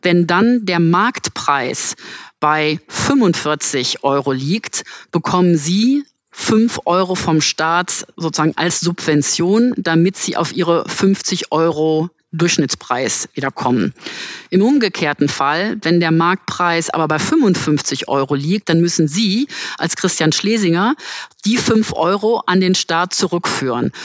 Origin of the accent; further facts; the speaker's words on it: Germany; Deutschland ist mein Heimatland